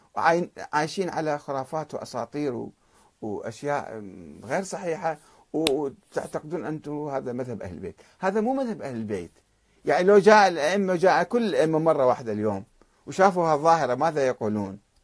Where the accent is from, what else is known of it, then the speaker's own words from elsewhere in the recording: Iraq; عندنا بالعراق